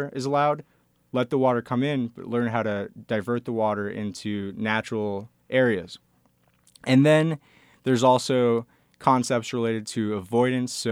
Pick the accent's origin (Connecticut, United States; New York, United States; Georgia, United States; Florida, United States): Florida, United States; Boynton Beach; also born or lived in Cape Cod, Massachusetts; I grew up in South Florida down in Boynton Beach, and I also lived in Cape Cod, Massachusetts for portions of my childhood